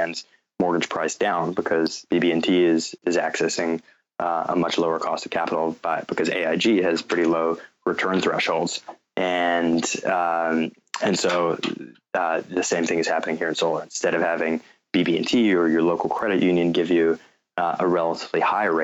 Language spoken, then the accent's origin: English; North Carolina, United States; also born or lived in New York; I was coincidentally born in New York. My parents had just moved from South Africa, and I grew up in North Carolina